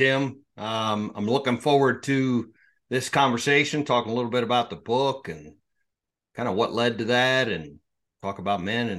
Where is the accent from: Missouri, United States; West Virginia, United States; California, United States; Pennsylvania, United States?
Pennsylvania, United States; So I grew up in South Central Pennsylvania. I grew up on a little farm.